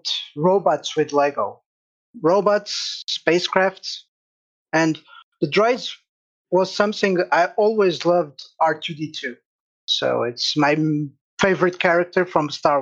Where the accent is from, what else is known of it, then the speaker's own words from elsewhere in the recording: Castelo Branco, Centro, Portugal; I'm from Portugal, from a little city called Castelo Branco in the center of Portugal